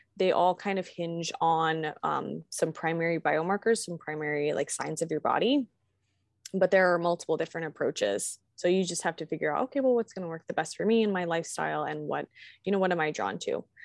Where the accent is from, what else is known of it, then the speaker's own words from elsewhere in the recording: Virginia, United States; now in Kentucky, United States; I'm from Virginia